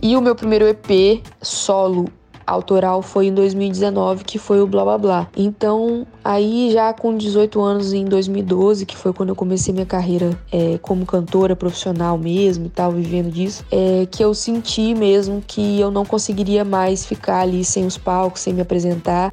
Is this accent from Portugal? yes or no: no; Espírito Santo, Brazil; also born or lived in Bahia; eu cresci é, no Espírito Santo e na Bahia